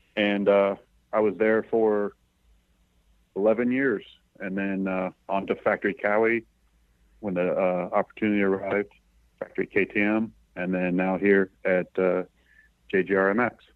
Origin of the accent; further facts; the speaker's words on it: East Coast, United States; moved away; I'm from the East Coast